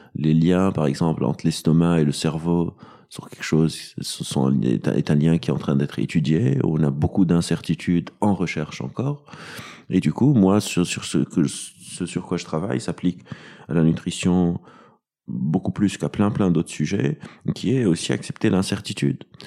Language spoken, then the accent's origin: French; Lebanon; moved away as an adult; now in Paris, France; J'ai, j'ai grandi au Liban, donc j'étais au Liban.